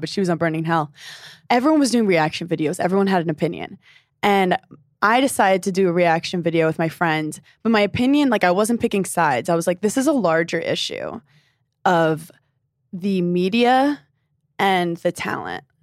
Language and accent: English; New York City, New York, United States; I'm from Brooklyn, New York, specifically Park Slope